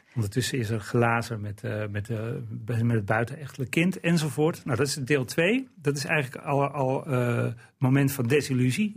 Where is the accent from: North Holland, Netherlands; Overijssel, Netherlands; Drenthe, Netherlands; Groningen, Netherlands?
Drenthe, Netherlands; Eelde; ik ben opgegroeid in Eelde